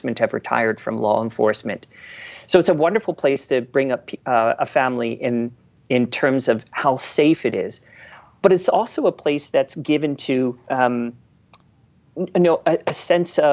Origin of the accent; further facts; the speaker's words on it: Philadelphia, Pennsylvania, United States; now in Hayden, Idaho, United States; where I grew up in Philadelphia, and my junior high looks like a federal penitentiary